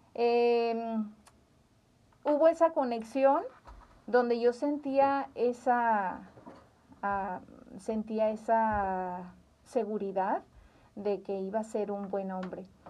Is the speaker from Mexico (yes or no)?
yes; Zamora, Michoacán, Mexico; en Zamora, Michoacán, somos michoacanos